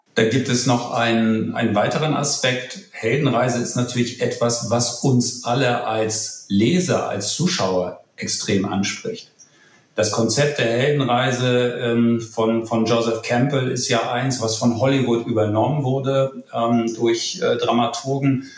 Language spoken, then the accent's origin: German; Kiel, Schleswig-Holstein, Germany; accent: Nordlicht; wie man unschwer hört, ein Nordlicht, gebürtig in Kiel